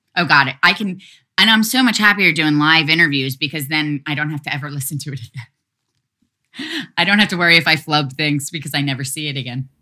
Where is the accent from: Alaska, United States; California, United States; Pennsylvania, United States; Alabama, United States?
Pennsylvania, United States; Philadelphia; moved away; I'm from Philly